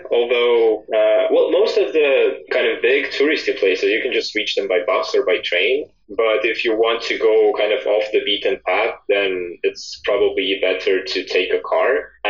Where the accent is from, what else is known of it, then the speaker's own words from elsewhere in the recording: Estonia; I am from Estonia, and I am actually currently also living in Estonia. I am 29 years old, and I am a software developer.